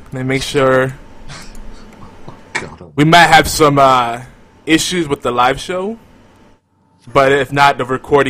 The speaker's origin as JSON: {"language": "English", "country": "United States", "said": "I'm American."}